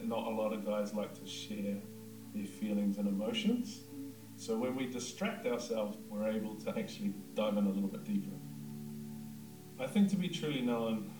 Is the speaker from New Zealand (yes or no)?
yes; Whakatane, Bay of Plenty, New Zealand; I'm from Whakatane.